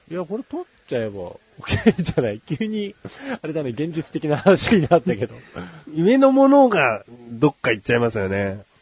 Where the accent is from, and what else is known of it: Kanagawa, Japan; born or raised there